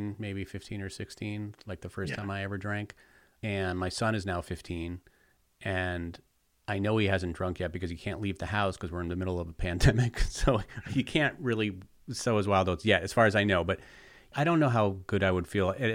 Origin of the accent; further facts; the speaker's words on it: East Coast, United States; growing up on the East Coast with these icy slopes and just freezing